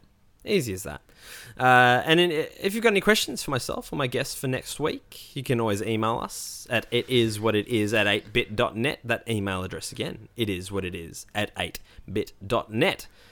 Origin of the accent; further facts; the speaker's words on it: Melbourne, Victoria, Australia; the Melbourne CBD, my hometown